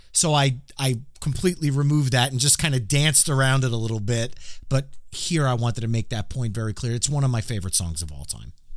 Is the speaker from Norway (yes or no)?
no; New Jersey, United States; I'm from New Jersey